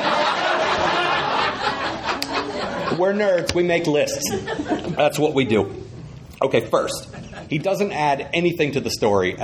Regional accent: United States; As an American comedy writer

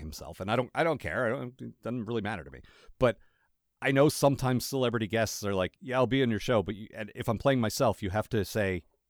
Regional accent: Canada; Yeah, that's right. I'm Canadian.

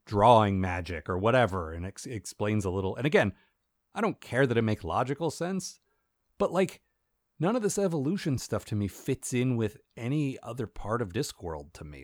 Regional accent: United States; as an American

